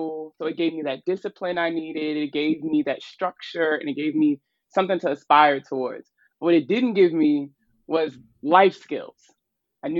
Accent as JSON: {"language": "English", "town": "Baltimore", "region": "Maryland", "country": "United States", "said": "I'm from Baltimore"}